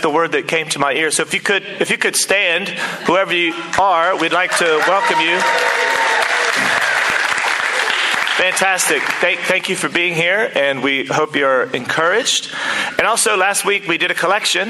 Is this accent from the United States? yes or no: yes; United States; now in New Zealand